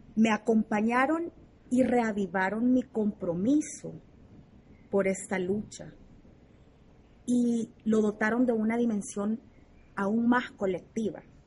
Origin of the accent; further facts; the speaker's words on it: El Salvador; nací en El Salvador